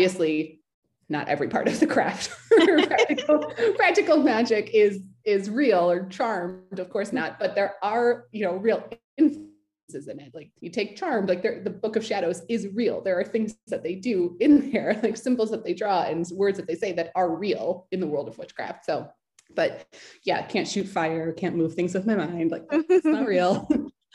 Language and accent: English; United States; growing up in America